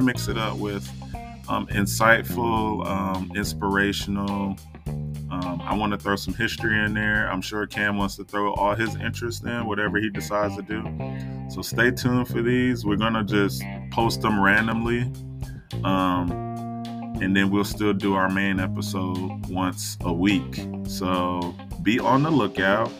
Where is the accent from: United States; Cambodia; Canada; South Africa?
United States; South Carolina; moved away; also born or lived in Georgia; I grew up in South Carolina